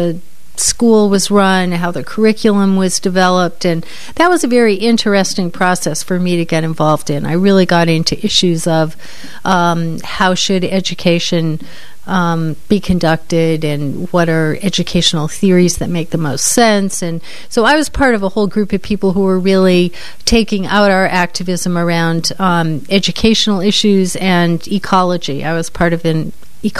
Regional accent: Cambridge, Massachusetts, United States; I grew up in Cambridge, Mass, and I spent my summers in Hyannis on Cape Cod

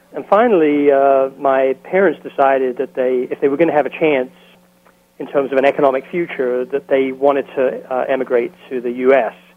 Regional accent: London, United Kingdom; moved away as an adult; now in Dallas, United States; I grew up in London, England, in the East End of London

